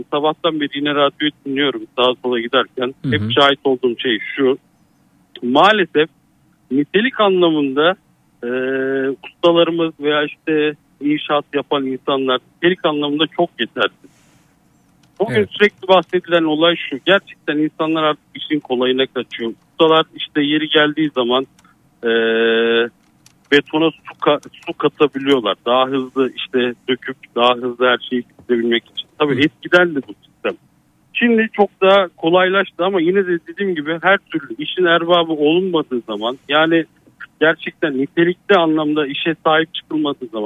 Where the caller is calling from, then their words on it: Sakarya, Turkey; Sakarya'dan arıyorum.